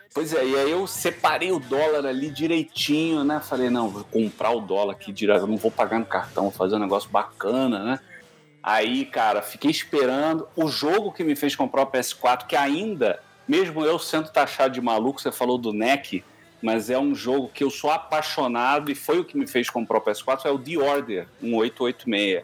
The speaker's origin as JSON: {"language": "Portuguese", "country": "Brazil", "said": "eu sou brasileiro"}